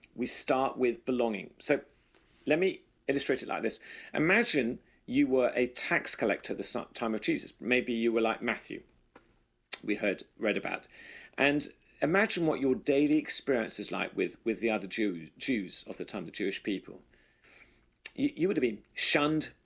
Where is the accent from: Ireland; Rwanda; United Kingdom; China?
United Kingdom; England; now in United States; us as good English people, Brits in America